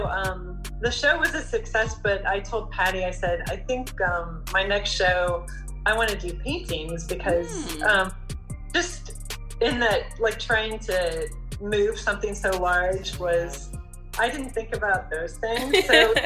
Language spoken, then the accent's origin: English; Indiana, United States; born or raised there